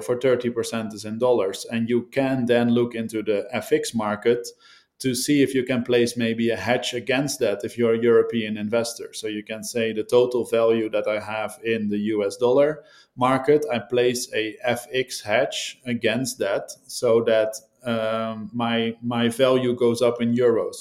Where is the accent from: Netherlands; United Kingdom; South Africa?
Netherlands; I'm from the Netherlands